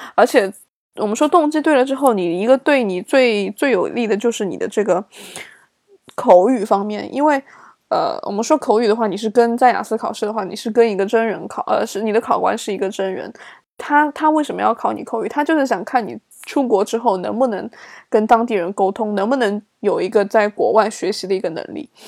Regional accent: China; now in Sweden; 作为一个中国人来说

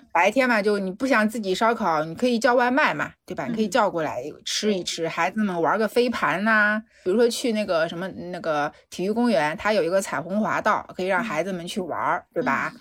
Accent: Shanghai, China; 我从上海来的

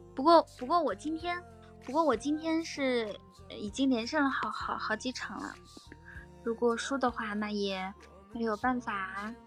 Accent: Ganqika, Inner Mongolia, China; 我，来自内蒙古自治区科尔沁左翼后旗甘吉卡镇满斗村。我小的时候，小的时候曾经获得过内蒙古自，自治区科尔沁左翼后旗甘吉卡镇满斗村上尔拉丁舞比赛业余组赢奖

